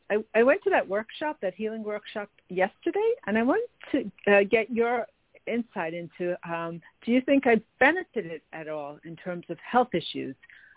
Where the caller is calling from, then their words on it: New York, United States; from New York.